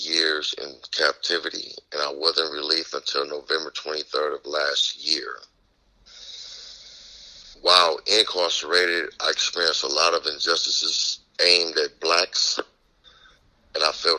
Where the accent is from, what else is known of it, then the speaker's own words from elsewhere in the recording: Houston, Texas, United States; now in Los Angeles, United States; I'm originally from Houston, Texas. In 1975, I was sent to Los Angeles after my father was taken from me.